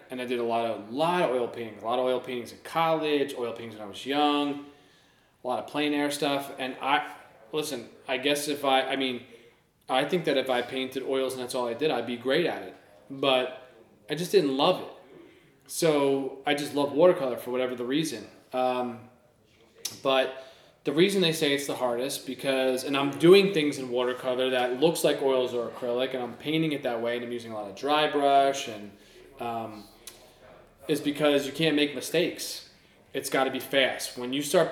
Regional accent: Central New Jersey, United States; I grew up in Central New Jersey

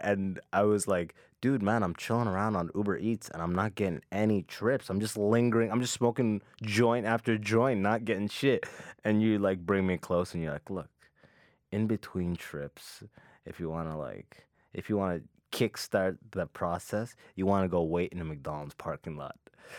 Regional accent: London, Ontario, Canada; Yeah, I grew up in London, Ontario.

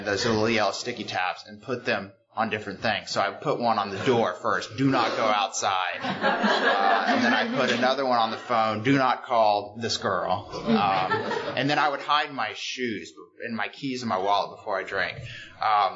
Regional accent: Houston, Texas, United States; moved away as an adult; now in New York, United States; I'm from Houston, Texas. I've been in New York for 9 years now

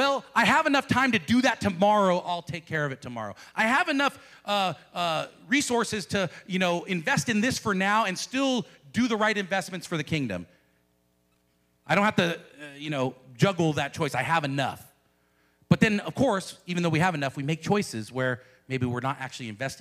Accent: United States; as American Christians

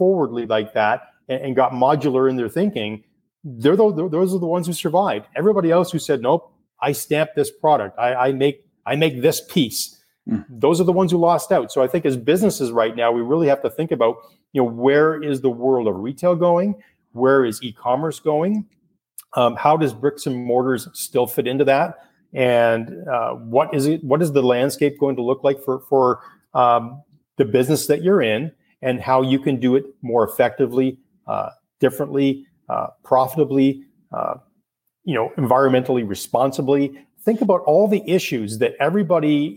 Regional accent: Canada; I'm Canadian

